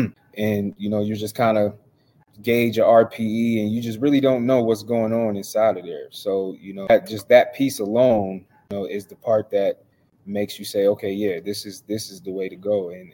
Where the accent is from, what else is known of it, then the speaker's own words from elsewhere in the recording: Erie, Pennsylvania, United States; I'm originally from Erie, Pennsylvania.